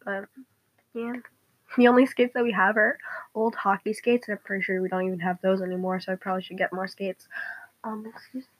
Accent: United States; I'm American.

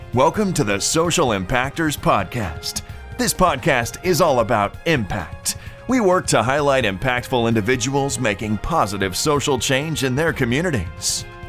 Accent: Barrie, Ontario, Canada; I'm from Barrie, Ontario, and it's about an hour from Toronto.

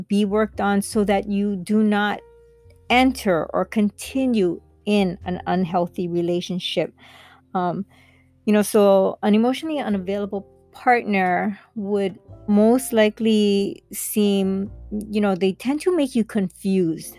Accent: Kailua, Hawaii, United States; I'm from Hawaii, Kailua side. And being brought up on these islands

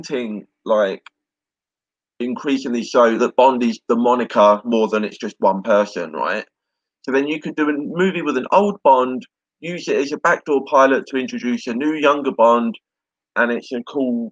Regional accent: United Kingdom; I'm British

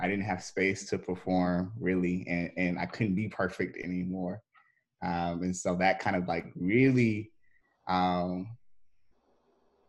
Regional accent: Nashville, Tennessee, United States; moved away as an adult; now in Memphis, United States; I'm really from Nashville

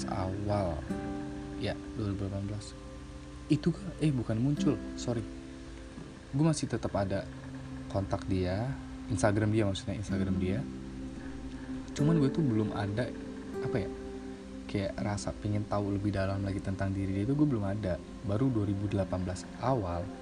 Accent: Bandar Lampung, Lampung, Indonesia; gue pernah LDR sebelumnya dari kota asal gue Bandar Lampung

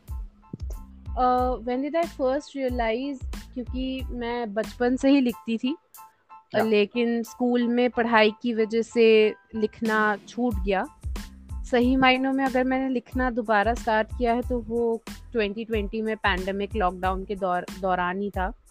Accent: Prayagraj, Uttar Pradesh, India; मैं प्रयागराज उत्तर प्रदेश की रहने वाली हूँ

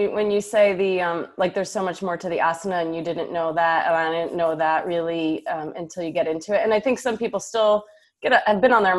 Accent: New Jersey, United States; also born or lived in New York City / Houston / Austin / San Francisco; now in Oklahoma City, United States; I'm from New Jersey. I lived in New York City, Houston, Austin, San Francisco, San Diego, and Singapore have all been home. And here I am in choosing Oklahoma City.

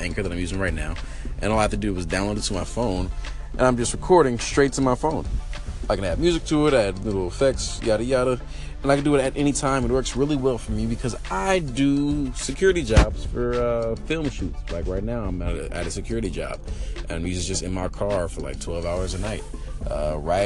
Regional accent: Richmond, California, United States; moved away as an adult; now in Atlanta, United States; I'm from the Bay Area, California. If you didn't know, Richmond all day

